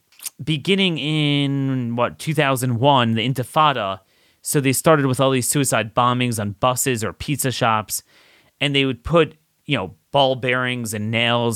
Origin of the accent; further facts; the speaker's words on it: New Jersey, United States; moved away as an adult; now in Israel; I'm a mother from New Jersey. I moved to Israel 20 years ago.